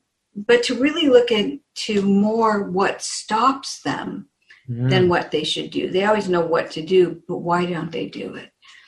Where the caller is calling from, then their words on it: Phoenix, Arizona, United States; From Phoenix, Arizona, where it's usually sunny, and today it's overcast.